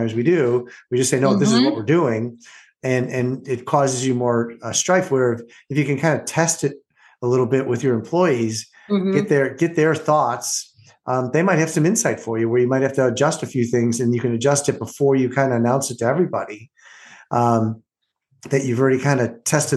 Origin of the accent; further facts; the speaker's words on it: Orland Park, Illinois, United States; I grew up in Orland Park